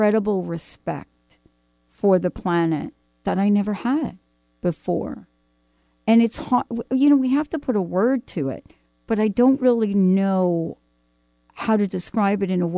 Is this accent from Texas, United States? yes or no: no; New York City, New York, United States; now in Pacific Northwest, United States; I'm a girl from the Bronx